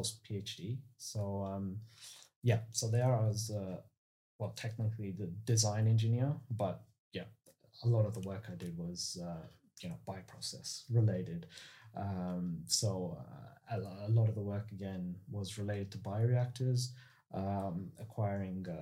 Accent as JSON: {"language": "English", "town": "Melbourne", "region": "Victoria", "country": "Australia", "tie": "born or raised there", "also_born_or_lived": "United States", "moved": "as an adult", "said": "I grew up in Melbourne, so in the southeast suburbs. Since I was one, I've lived there."}